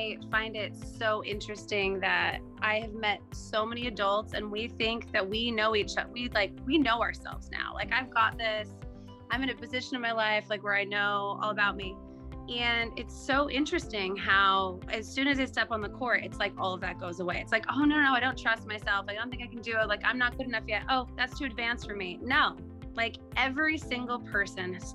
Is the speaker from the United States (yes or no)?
yes; Utah, United States; I grew up in Utah